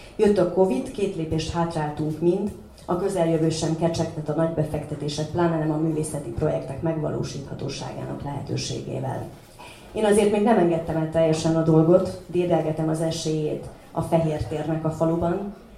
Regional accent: Doroslovo, Vojvodina, Serbia; otthon Doroszlón

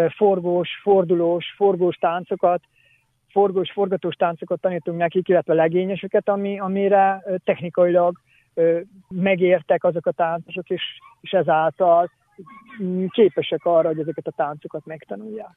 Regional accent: Čoka, Vojvodina, Serbia; Csókáról származom, Csóka születje vagyok

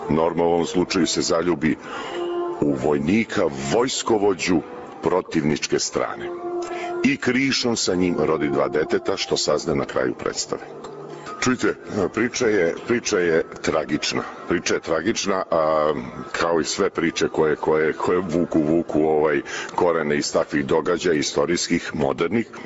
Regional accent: Belgrade, Serbia; operski pevač bas, dolazim iz Beograda.

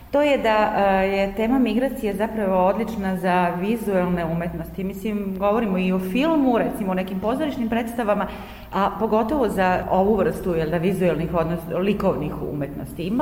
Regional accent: Novi Sad, Vojvodina, Serbia; kod nas u Novom Sadu

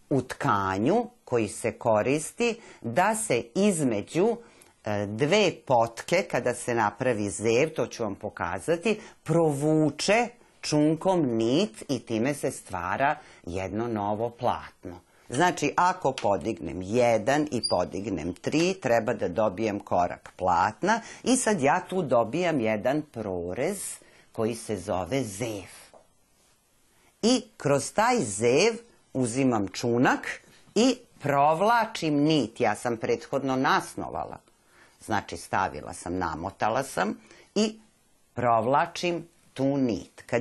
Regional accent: Serbia; kod nas u Srbiji nema još toga.

